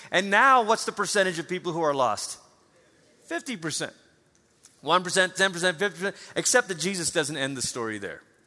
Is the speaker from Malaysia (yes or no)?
yes; Malaysia; moved away; I grew up in Malaysia, you know, there's no snow.